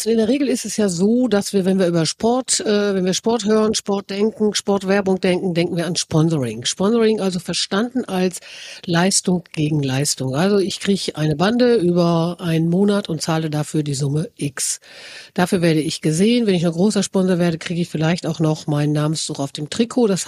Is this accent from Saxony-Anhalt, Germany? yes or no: no; North Rhine-Westphalia, Germany; ich komme gebürtig aus dem Sauerland, es hat geschneit, die ersten Lifte laufen